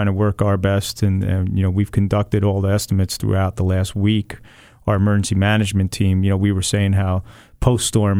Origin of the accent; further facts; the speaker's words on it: Monmouth County, New Jersey, United States; also born or lived in Matawan / Colts Neck / Farmingdale; I grew up in Monmouth County all my life